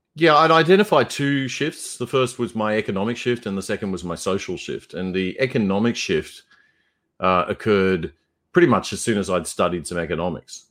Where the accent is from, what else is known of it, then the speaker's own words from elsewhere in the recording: Brisbane, Queensland, Australia; moved away; growing up in Brisbane uh, in the 1980s